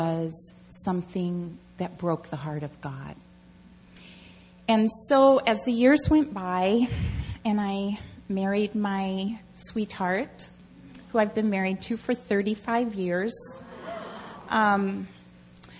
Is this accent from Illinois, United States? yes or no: no; Washington, District of Columbia, United States; moved away as an adult; also born or lived in Seattle; I grew up in the Washington, D.C. area.